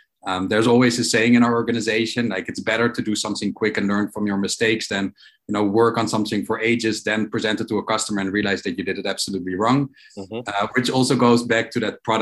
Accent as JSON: {"language": "English", "town": "Amsterdam", "region": "North Holland", "country": "Netherlands", "also_born_or_lived": "New York", "moved": "yes", "lives_now": "Israel", "said": "I'm originally from Holland, from Amsterdam"}